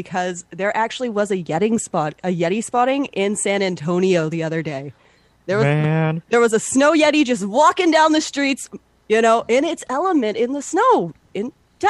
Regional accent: Canada; as a Canadian

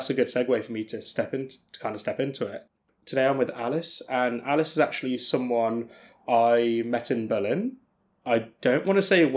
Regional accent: England, United Kingdom; as true English people

